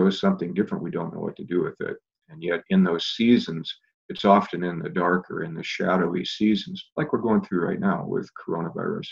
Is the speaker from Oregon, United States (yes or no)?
yes; Portland, Oregon, United States; I grew up in Portland, grew up out in the Clackamas area